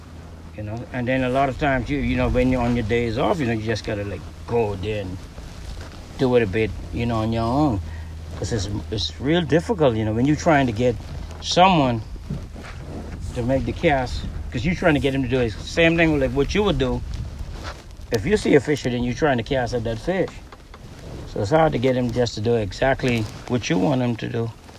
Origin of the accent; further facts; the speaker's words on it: McLeanstown, Grand Bahama, Bahamas; In McLeanstown. It's from Eastern Lodge.